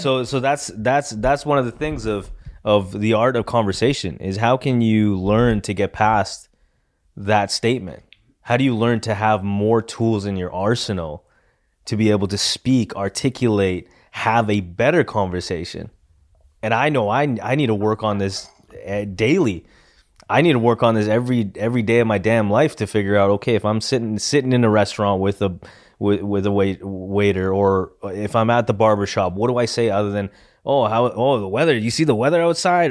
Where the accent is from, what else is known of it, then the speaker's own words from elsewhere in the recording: Edmonton, Alberta, Canada; we're from Edmonton, not Calgary